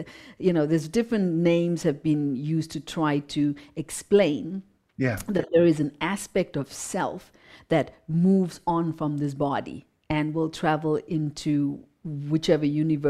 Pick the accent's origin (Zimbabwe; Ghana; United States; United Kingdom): Zimbabwe; So even though I come from Zimbabwe, I come from hatred, I come from, physical abuse, sexual abuse, I come from an abusive past